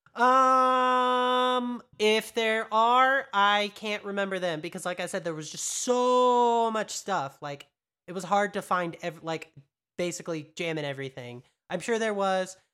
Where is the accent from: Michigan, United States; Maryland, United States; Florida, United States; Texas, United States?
Texas, United States; I grew up in Texas.